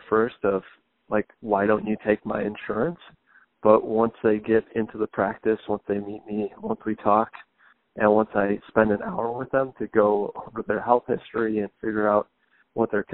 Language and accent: English; Grosse Pointe, Michigan, United States; also born or lived in Detroit; I was born here, and I grew up in Grosse Pointe, so I've always been in and around the city